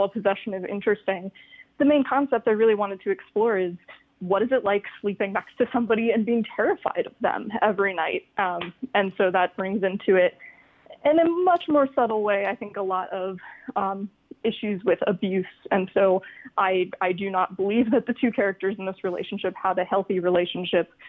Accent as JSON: {"language": "English", "region": "Florida", "country": "United States", "moved": "yes", "lives_now": "Buffalo, United States", "said": "I'm from Florida and we have a lot of hurricane days. And now I live in Buffalo"}